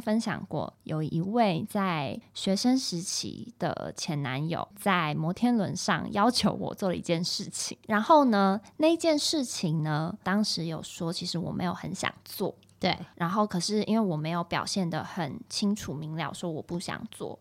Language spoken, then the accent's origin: Chinese; Taiwan; moved away; 小时候在台湾的